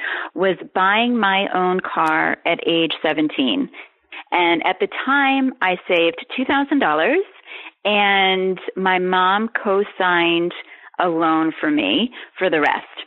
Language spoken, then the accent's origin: English; Ohio, United States; now in New York, United States; I grew up in Ohio